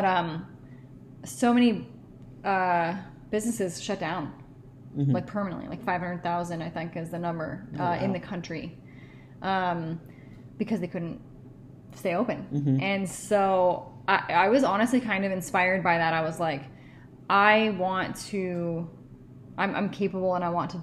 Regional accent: Seattle, Washington, United States; moved away; I'm originally from Seattle

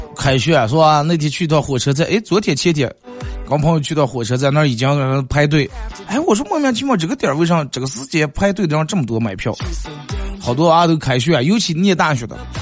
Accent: Bayannur, Inner Mongolia, China; 咱们好客的， 嗯， 白牙闹耳人， 咱们美丽的富饶的内蒙古大草原

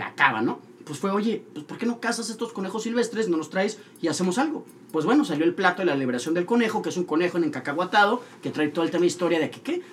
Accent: Monterrey, Nuevo León, Mexico; also born or lived in Mexico City; nacimos en la Ciudad de México, pero muy, muy chiquitos nos vivimos para acá

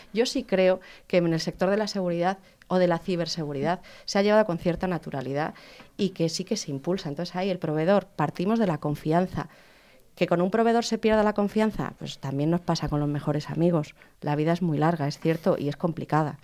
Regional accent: León, Castile and León, Spain; Yo soy de León

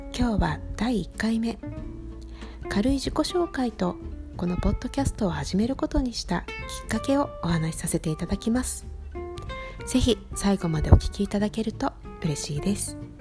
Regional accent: Sapporo, Hokkaido, Japan; moved away as an adult; now in New York, United States; 私は札幌で育っている

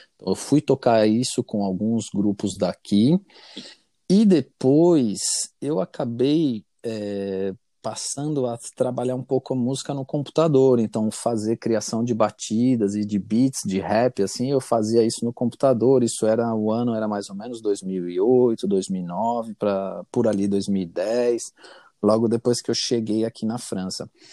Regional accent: Brazil; moved away; eu sou brasileiro

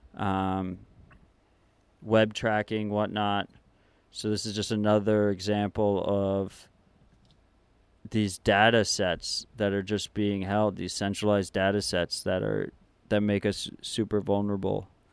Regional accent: New York City, New York, United States; moved away; As a New Yorker

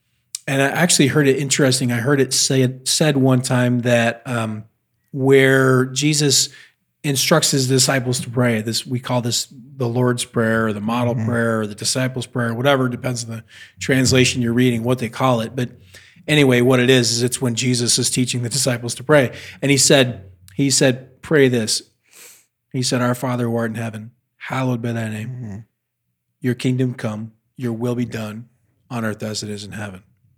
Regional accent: United States

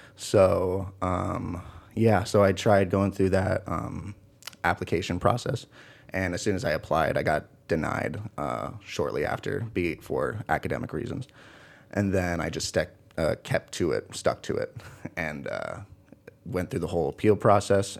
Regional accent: Kingston, Washington, United States; moved away as an adult; also born or lived in Port Gamble S'Klallam Reservation, Washington; now in Morris, United States; I'm from Washington State. Um, from another small town called, uh, Kingston

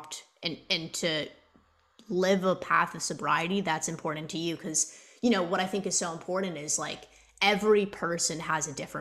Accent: Toronto, Ontario, Canada; I'm from Toronto

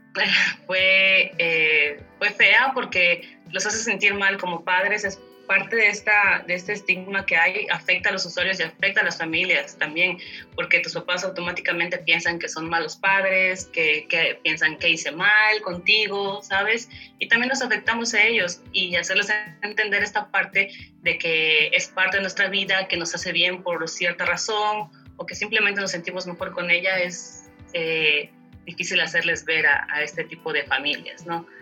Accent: Chiapa de Corzo, Chiapas, Mexico; soy originaria de Chiapas, al sur del país, de un municipio llamado Chiapa de Corzo

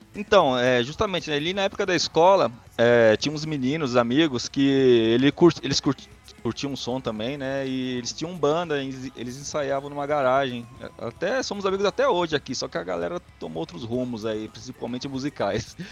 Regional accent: Vitória, Espírito Santo, Brazil; now in São Paulo, Brazil; sou capixaba de Vitória

